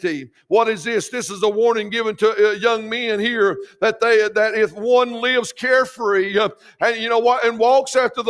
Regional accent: United States; we as American

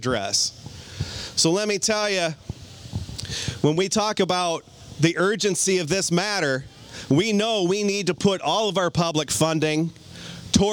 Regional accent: Cedar Rapids, Iowa, United States; now in Clinton, United States; I was born and raised in Cedar Rapids to hardworking parents.

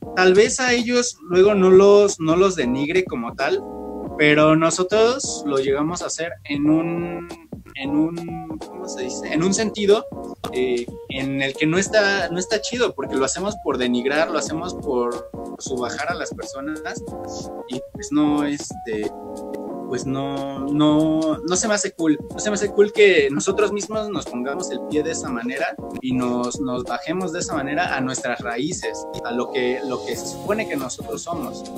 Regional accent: Mexico

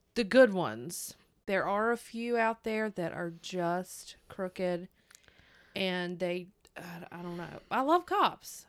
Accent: North Carolina, United States; I'm from North Carolina.

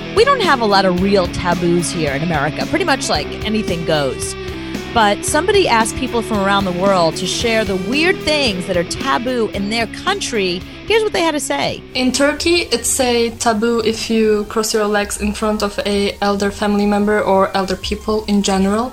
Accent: United States; being an American

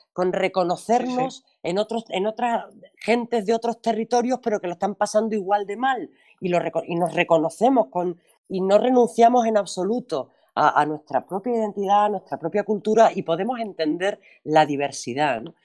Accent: Andalusia, Spain

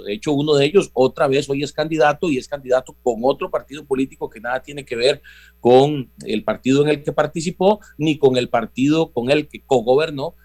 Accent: Costa Rica

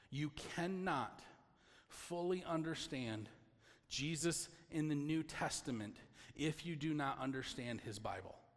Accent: Michigan, United States; we're from Michigan

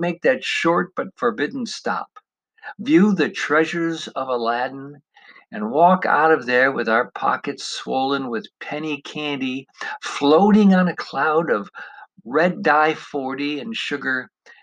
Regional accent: Parma, Ohio, United States; as a young lad in the 1960s growing up in the Cleveland suburb of Parma, Ohio

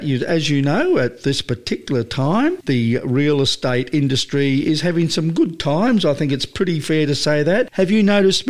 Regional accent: New South Wales, Australia; moved away; I come from New South Wales

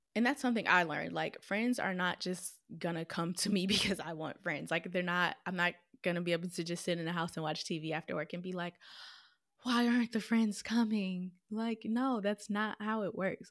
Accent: Minnesota, United States; moved away as an adult; also born or lived in Florida / South Carolina / Missouri; now in Detroit, United States; I was born and raised in Minnesota.

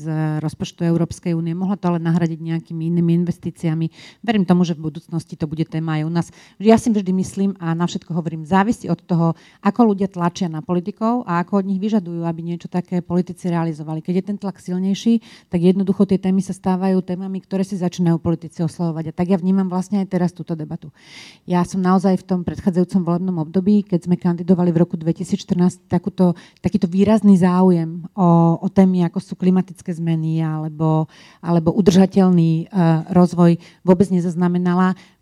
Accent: Bratislava, Bratislava Region, Slovakia; also born or lived in Brussels; u nás v Bratislave

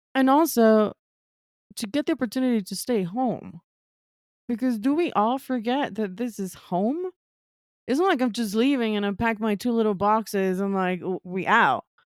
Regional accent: Quito, Pichincha, Ecuador; moved away as an adult; also born or lived in New York, United States / Brooklyn, United States; I was born and raised in Ecuador, in Quito, Ecuador

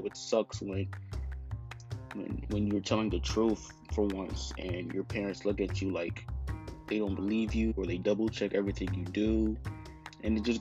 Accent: Georgia, United States; I'm 17 and I'm from Georgia

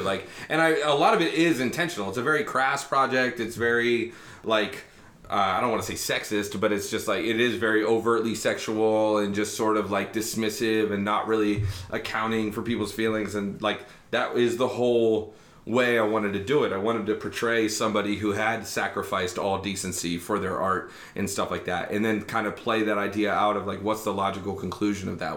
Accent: Lancaster, Ohio, United States; now in Bexley, United States; I grew up in Lancaster, Ohio

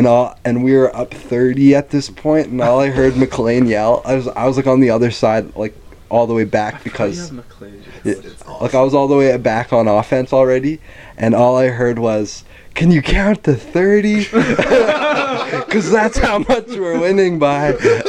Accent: Canada; And, like, I'm Canadian.

